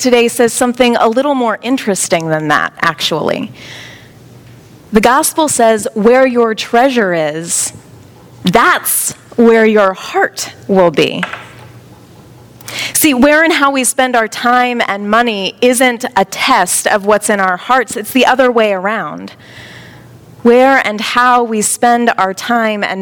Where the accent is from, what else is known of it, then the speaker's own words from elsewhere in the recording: Baltimore, Maryland, United States; moved away; I'm originally from Baltimore